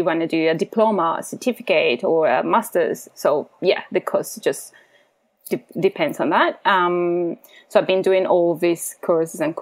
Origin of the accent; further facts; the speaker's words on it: Colombia; moved away as an adult; also born or lived in Central America; now in Australia; I'm from Colombia